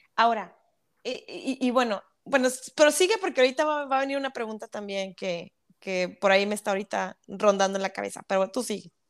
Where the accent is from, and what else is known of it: Monterrey, Nuevo León, Mexico